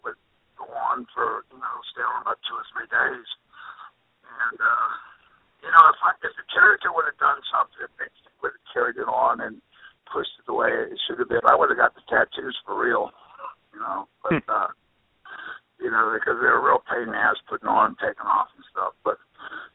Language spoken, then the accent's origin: English; the South, United States; I'm from the South